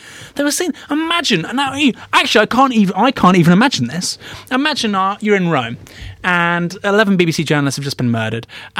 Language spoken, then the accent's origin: English; United Kingdom; I'm British